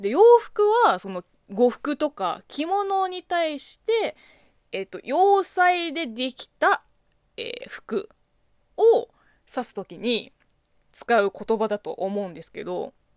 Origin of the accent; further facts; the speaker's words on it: China; Japanese is a second language; moved away as an adult; now in Japan; 中国生まれ中国育ちの私